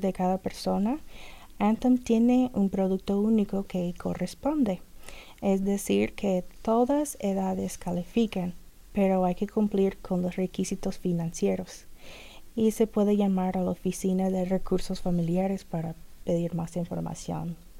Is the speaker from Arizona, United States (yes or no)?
no; Kentucky, United States; Spanish is a second language; moved away as an adult; now in Jeffersonville, United States; yo vivo en Jeffersonville, Indiana, pero me crecí en Kentucky y toda mi familia es de Kentucky